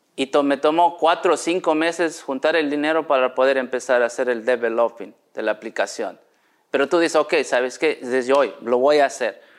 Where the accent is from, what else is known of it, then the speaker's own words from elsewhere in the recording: Cuenca, Azuay, Ecuador; moved away; also born or lived in Quito; soy de Cuenca, pero fuimos a Quito a trabajar